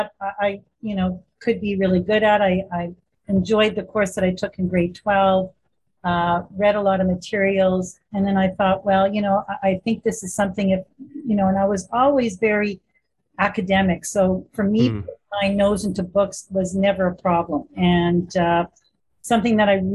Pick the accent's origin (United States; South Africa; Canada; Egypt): Canada; Winnipeg, Manitoba; I was born in Winnipeg, Manitoba, so I'm a homegrown girl